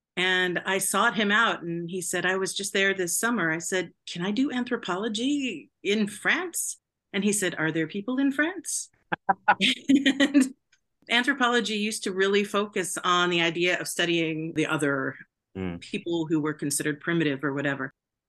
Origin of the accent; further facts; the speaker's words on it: Southern California, United States; Well, I grew up in Southern California, and I was a graduate student in anthropology at UC San Diego